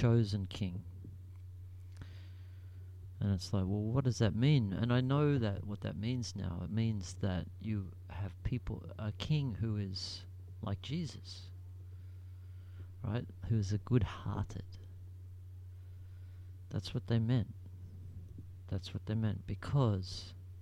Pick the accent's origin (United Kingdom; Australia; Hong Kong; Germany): Australia; I'm Australian, we come from a Commonwealth